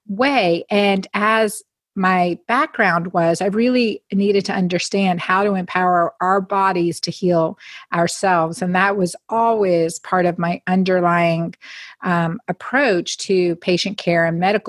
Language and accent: English; Northeastern Pennsylvania, United States; growing up in Northeastern Pennsylvania